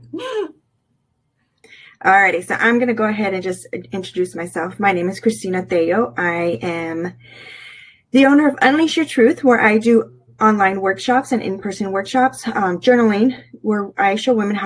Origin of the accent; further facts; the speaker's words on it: California, United States; moved away as an adult; now in Virginia, United States; we are originally from California, born and raised